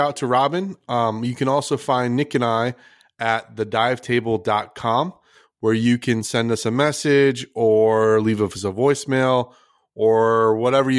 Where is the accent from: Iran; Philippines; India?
Philippines; I'm Filipino